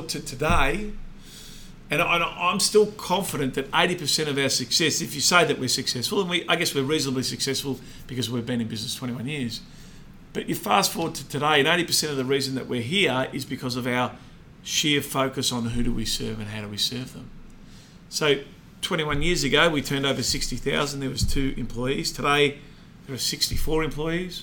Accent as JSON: {"language": "English", "town": "Melbourne", "region": "Victoria", "country": "Australia", "tie": "born or raised there", "said": "We grew up in Essendon, and Essendon is a very incestuous suburb."}